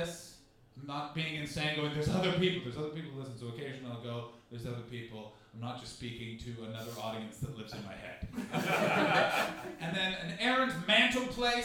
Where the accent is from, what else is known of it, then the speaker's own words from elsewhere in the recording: near Carp, Ontario, Canada; also born or lived in Montreal; now in London, United Kingdom; I'm visiting from Carp, Ontario, which is a town that's next to the town that I grew up